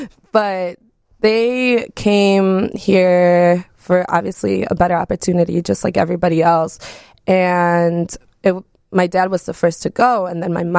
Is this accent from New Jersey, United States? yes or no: no; Wisconsin, United States; first language Spanish; English is a second language; also born or lived in Mexico; So I was born in Mexico when I was born. But I was brought over to Wisconsin when I was 3 years old. So Spanish was my first language, but I speak better English